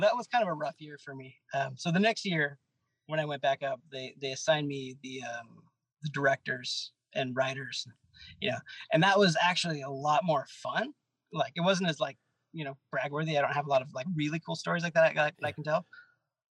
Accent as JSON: {"language": "English", "town": "Los Angeles", "region": "California", "country": "United States", "said": "I'm from"}